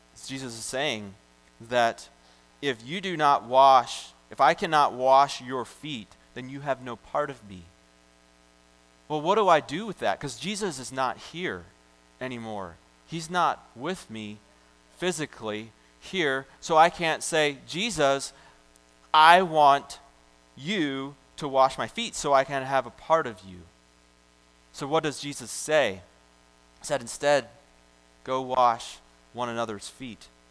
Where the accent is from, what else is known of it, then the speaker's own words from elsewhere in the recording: United States; I'm this American